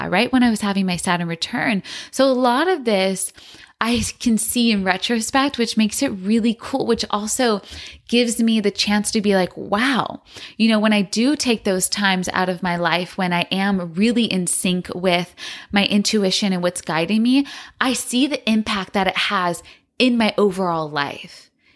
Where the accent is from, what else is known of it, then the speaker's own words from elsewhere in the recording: San Francisco, California, United States; also born or lived in Los Angeles; I was born in San Francisco and I absolutely loved growing up in that city